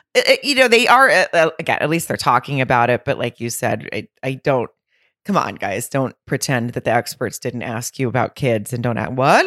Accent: near Lowell, Arkansas, United States; moved away; at the Grove in Lowell, which is right outside my hometown

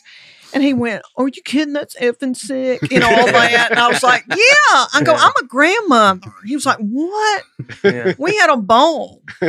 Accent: Knoxville, Tennessee, United States; I'm from Knoxville.

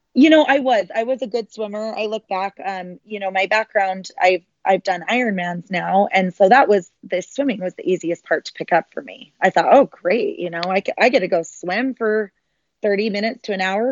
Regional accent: Sandy, Utah, United States; I was born and raised in Salt Lake City, um, a little suburb of Salt Lake City called Sandy

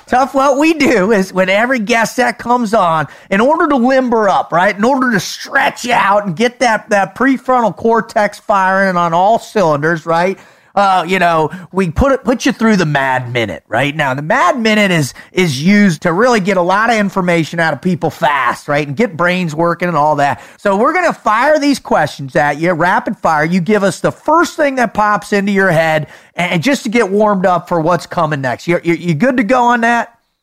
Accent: South Florida, United States; I grew up in South Florida where the retirees are

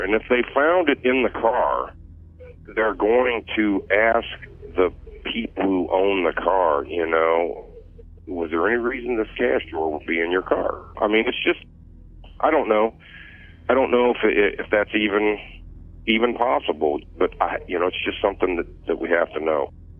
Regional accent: Bloomington, Illinois, United States; I'm from Bloomington

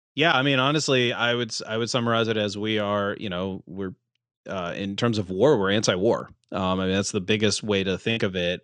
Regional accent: West Virginia, United States; now in Lancaster, United States; I grew up in West Virginia, and I have a deep affinity for my, quote-unquote, homeland

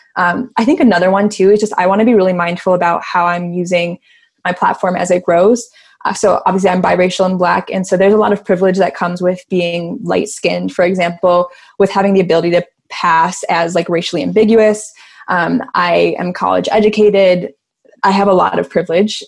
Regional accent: Chicago, Illinois, United States; I'm from Chicago

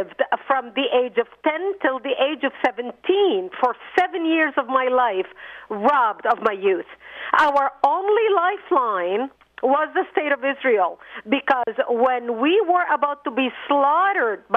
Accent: Lebanon; moved away; I was born in Lebanon

